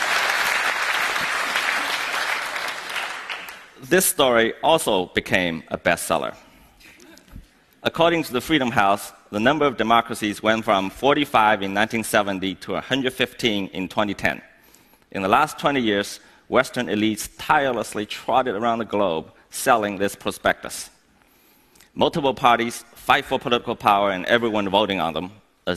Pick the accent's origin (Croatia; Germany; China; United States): China; Here I am in my hometown